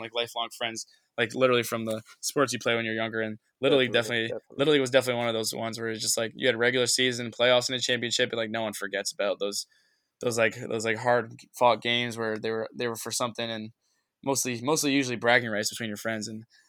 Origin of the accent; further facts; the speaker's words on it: Norwalk, Connecticut, United States; I'm from Norwalk, Connecticut, which is down in like Fairfield County, next to Stanford and Bridgeport.